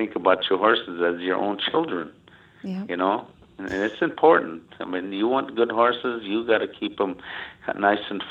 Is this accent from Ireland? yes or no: no; United States; grew up in a tough reservation